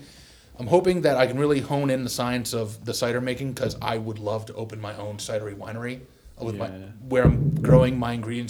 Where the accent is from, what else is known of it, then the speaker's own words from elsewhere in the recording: New York, United States; I cook like I grew up in the South, and I am New York native.